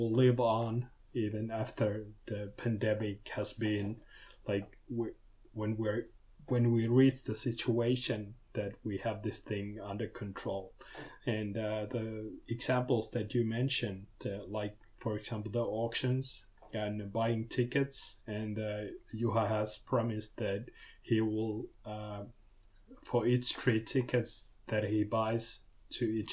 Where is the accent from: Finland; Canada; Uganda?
Finland; Joensuu, North Karelia; I've been born and bred in Joensuu, which is a town of roughly 70,000 people nowadays.